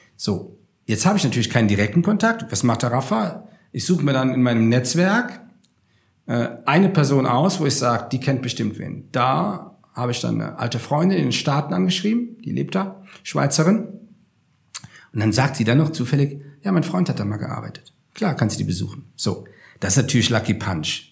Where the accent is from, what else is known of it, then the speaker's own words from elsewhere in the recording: Rhineland, Germany; moved away as an adult; also born or lived in Upper Palatinate / Munich; als ich meine Heimat verlassen habe, vor 22 Jahren, und bin von, vom, hm, vom, äh, von, äh, vom Rheinland quasi in die Oberpfalz gezogen